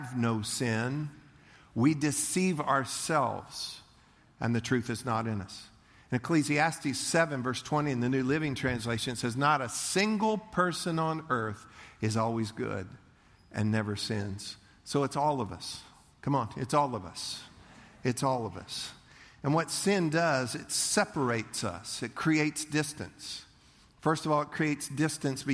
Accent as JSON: {"language": "English", "country": "United States", "said": "I'm American"}